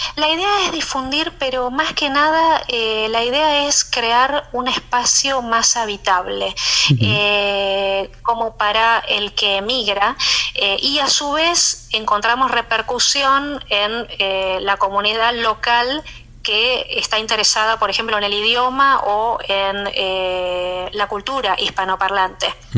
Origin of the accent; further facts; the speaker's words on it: Argentina; moved away; siendo argentina tenía mucha afinidad con, con, otros argentinos